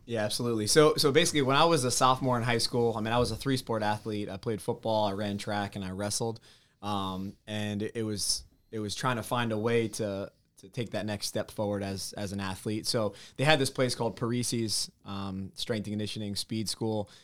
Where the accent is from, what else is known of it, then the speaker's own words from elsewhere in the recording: New Jersey, United States; growing up in North Jersey, just over the George Washington Bridge